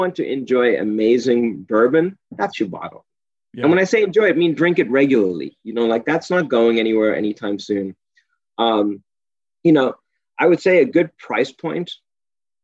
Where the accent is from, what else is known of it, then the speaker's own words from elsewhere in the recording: South Africa; moved away; I'm from South Africa